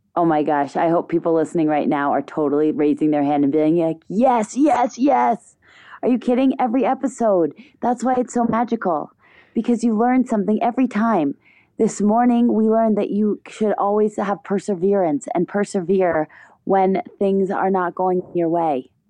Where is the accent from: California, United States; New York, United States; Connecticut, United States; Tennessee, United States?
Connecticut, United States; also born or lived in Germany; I was born in Germany, and my family moved to Connecticut when I was about a year old because my dad was transferred with a German bank. Um, and so growing up in Connecticut